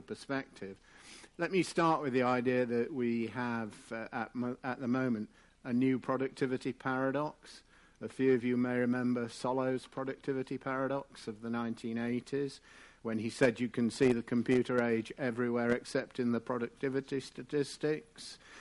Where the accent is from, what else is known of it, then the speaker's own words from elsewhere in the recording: England, United Kingdom; I am English